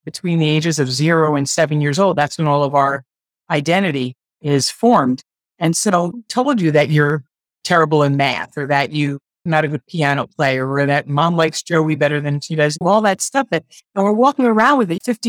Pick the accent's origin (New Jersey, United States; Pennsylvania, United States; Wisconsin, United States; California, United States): New Jersey, United States; also born or lived in Brooklyn, New York; I was born in Brooklyn in 1962, and then we moved to New Jersey when I was 4 years old, and I went to school